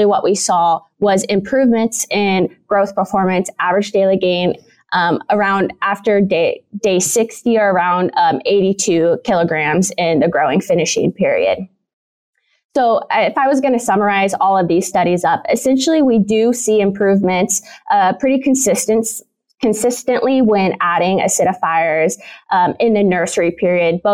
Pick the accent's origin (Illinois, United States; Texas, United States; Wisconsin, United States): Illinois, United States; moved away as an adult; now in Kansas, United States; I'm originally from Illinois, where I did both my bachelor's and my master's degree